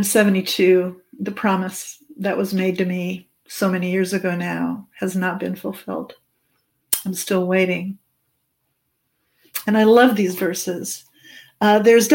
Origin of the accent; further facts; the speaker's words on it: Germany; moved away; I'm an immigrant and I come from Germany.